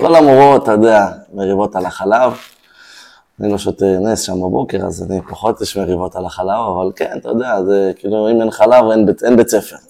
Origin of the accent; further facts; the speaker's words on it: Israel; נולדתי פה, הוריי גרו פה, נולדו פה, אוקיי. סבא okay. וסבתא שלי הקימו את הקיבוץ